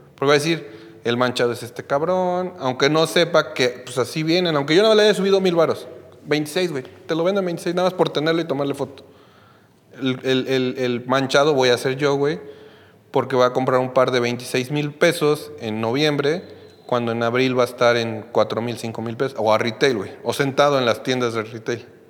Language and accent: Spanish; Mexico; yo soy de México